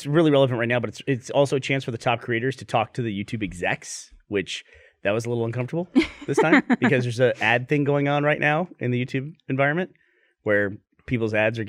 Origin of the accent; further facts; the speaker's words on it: Australia; now in Houston, United States; Like, I'm from Australia via Houston.